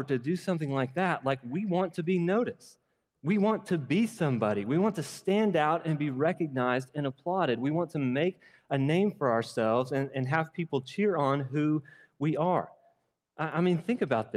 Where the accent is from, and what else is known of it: United States